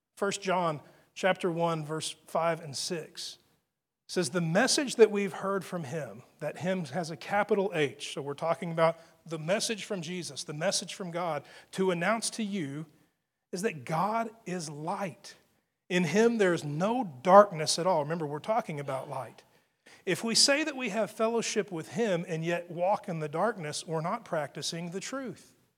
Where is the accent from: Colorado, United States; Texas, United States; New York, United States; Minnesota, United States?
Texas, United States; being a Texan, and, and it's the way we speak here.